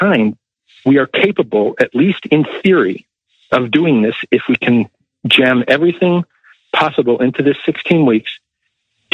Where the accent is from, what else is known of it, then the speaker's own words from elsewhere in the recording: Chicago, Illinois, United States; here in Chicago, my hometown